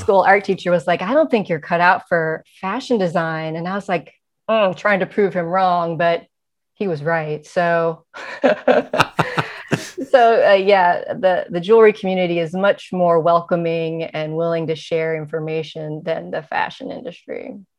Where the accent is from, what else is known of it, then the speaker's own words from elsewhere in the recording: Cleveland, Ohio, United States; now in San Francisco, United States; I was born in Cleveland, Ohio